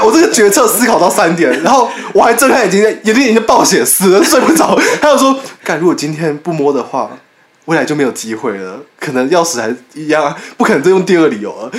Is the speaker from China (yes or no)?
no; Taiwan; 我是台湾人嘛，我们台湾人